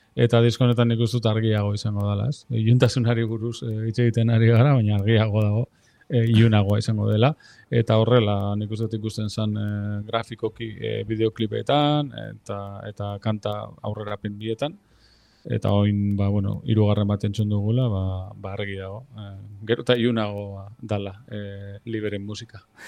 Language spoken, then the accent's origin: Basque; Lemoa, Basque Country, Spain; nire herrian jotzen du, nire txetik gertu